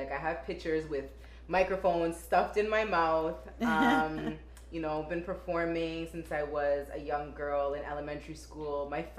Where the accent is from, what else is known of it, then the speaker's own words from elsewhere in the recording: Toronto, Ontario, Canada; I'm from Toronto.